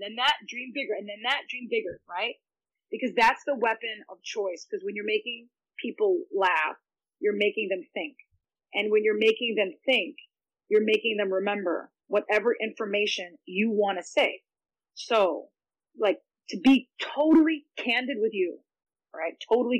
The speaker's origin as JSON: {"language": "English", "country": "Israel", "said": "It is not pretty to say, hello, I'm Israeli."}